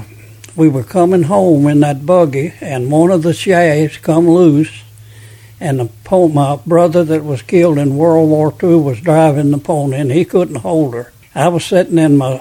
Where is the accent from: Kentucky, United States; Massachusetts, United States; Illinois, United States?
Kentucky, United States; Jessamine Creek; I was born on Jessamine Creek, January the 25th, 1924.